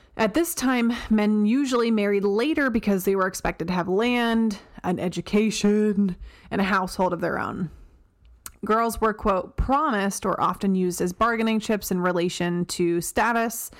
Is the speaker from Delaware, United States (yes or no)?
yes; Delaware, United States; My home state of Delaware